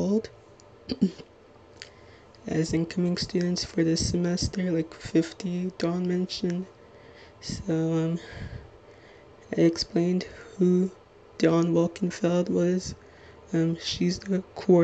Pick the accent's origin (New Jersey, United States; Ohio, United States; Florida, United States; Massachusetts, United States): New Jersey, United States; Little Ferry; I'm 22 years old, and I'm from Little Ferry, New Jersey